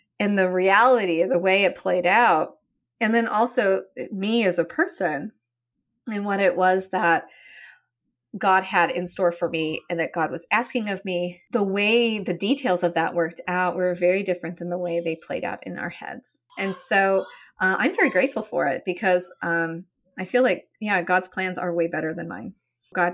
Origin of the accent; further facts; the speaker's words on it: Western Oregon, United States; moved away as an adult; also born or lived in Annapolis, Maryland; I grew up in Oregon and in Western Oregon, where insects are very small